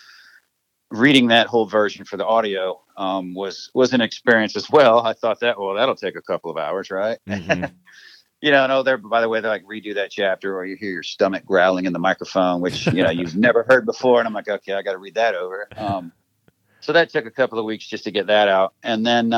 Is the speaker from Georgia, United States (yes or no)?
no; Seymour, Indiana, United States; also born or lived in Edinburgh, Indiana / Columbus, Indiana; grew up in Seymour, Indiana